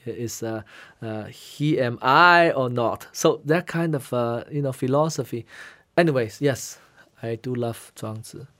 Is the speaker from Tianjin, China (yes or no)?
no; Guangzhou, Guangdong, China; first language Hainanese; English is a second language; moved away as an adult; also born or lived in Shanghai, China / Hainan, China; now in United States; since I grew up in Canton, uh, Guangzhou